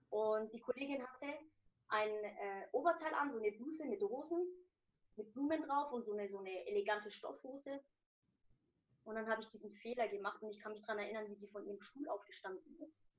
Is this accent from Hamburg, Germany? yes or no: no; Nuremberg, Bavaria, Germany; Und äh, ich bin in Deutschland geboren, also genau hier in Nürnberg. Ich bin hier geboren und aufgewachsen.